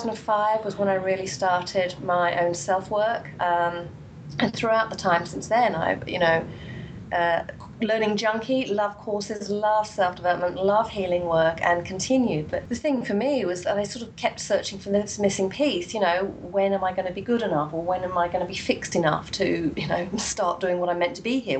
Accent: England, United Kingdom; I grew up in England in quite a dysfunctional family

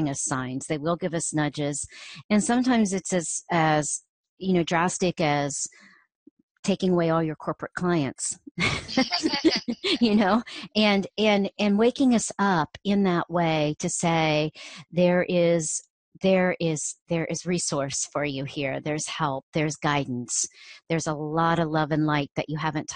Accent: Ohio, United States; growing up in Ohio

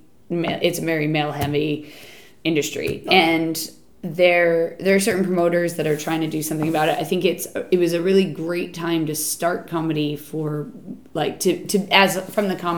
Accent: Boston, Massachusetts, United States; moved away as an adult; now in England; I'm American, but don't worry, I'm from a bit of the States close enough to Canada

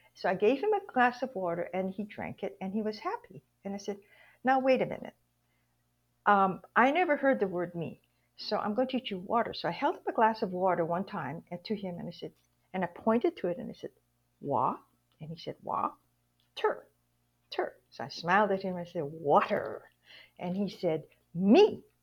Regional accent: Hawaii, United States; moved away; I was born and raised in Hawaii

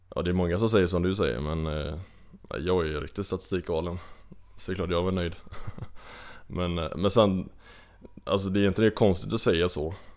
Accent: Kungälv, Västra Götaland, Sweden; accent: Gothenburg dialect; now in Uppsala, Sweden; jag är ju från Kungälv, eh, lite utanför Göteborg. Så att, ja, du har helt rätt med dialekten, jag är ju inte härifrån.

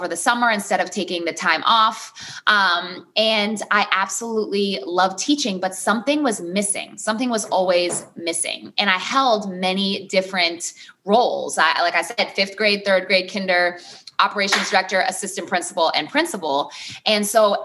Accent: Peabody, Massachusetts, United States; I am from a city just north of Boston. I'm from Peabody, not Peabody.

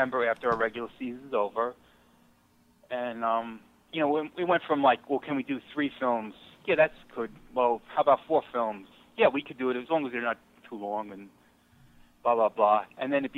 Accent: New York, United States; I grew up in New York

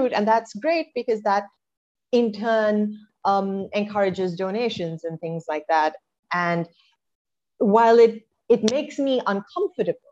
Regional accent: Colombo, Western Province, Sri Lanka; moved away as an adult; also born or lived in United States; I grew up in Colombo

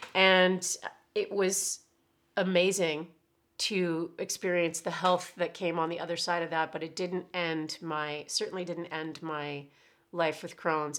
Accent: Oshawa, Ontario, Canada; also born or lived in Toronto; I was from Oshawa and I did not wanna move back into my parents' house

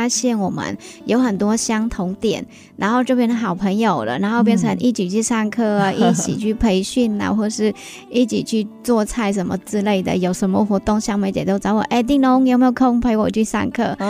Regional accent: Northern Vietnam, Vietnam; now in Hsinchu, Taiwan; 我是越南的北越。

